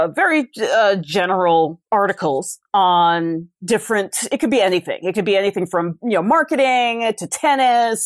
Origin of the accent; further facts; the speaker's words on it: New York City, New York, United States; where I grew up in the Bronx